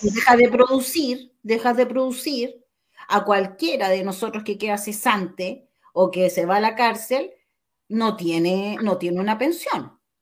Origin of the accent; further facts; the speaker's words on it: Chile; como chilenos